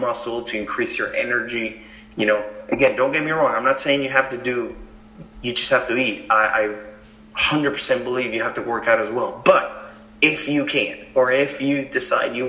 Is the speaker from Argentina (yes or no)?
yes; Argentina; moved away; I grew up in Argentina